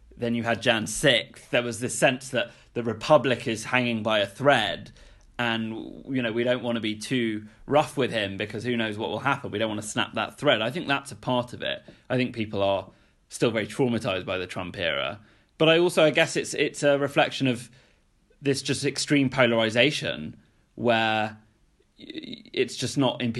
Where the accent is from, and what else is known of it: United Kingdom; born or raised there; moved away as an adult